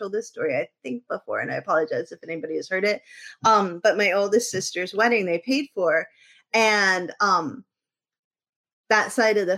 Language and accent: English; New England, United States; I'm from New England.